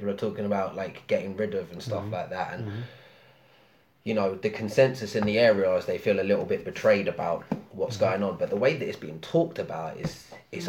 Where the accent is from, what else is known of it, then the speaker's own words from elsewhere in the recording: London, United Kingdom; I grew up in Haringey